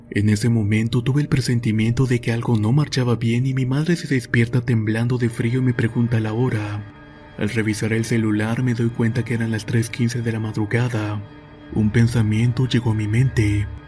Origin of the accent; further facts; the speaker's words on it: Venezuela; al estado de Mérida aquí en Venezuela, el cual es un destino turístico en mi país muy concurrido.